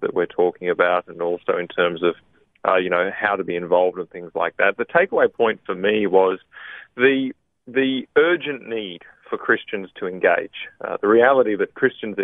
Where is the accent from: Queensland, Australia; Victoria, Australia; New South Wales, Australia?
Queensland, Australia; moved away; I am a Queenslander